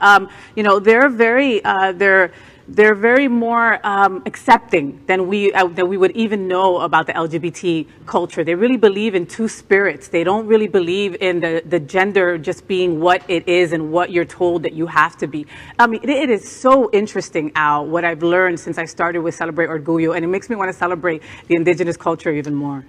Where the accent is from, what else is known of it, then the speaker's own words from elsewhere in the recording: New Jersey, United States; now in Florida, United States; I'm from New Jersey, the armpit of the United States, 20 minutes right from Manhattan